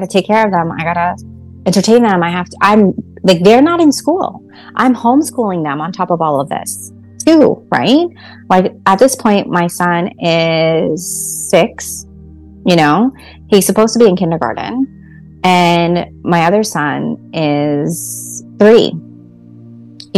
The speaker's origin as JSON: {"language": "English", "country": "Canada", "also_born_or_lived": "Atlantic City", "moved": "yes", "said": "I'm a Canadian"}